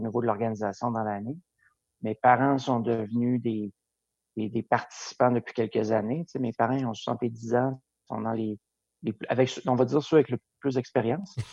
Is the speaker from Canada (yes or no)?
yes; Lac-Beauport, Quebec, Canada; also born or lived in Montreal; j'ai vécu mon enfance à Lac-Beauport